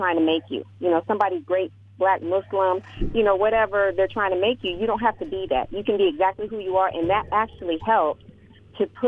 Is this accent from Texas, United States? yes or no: yes; Texas, United States; now in Memphis, United States; Texas, because that's where I was born.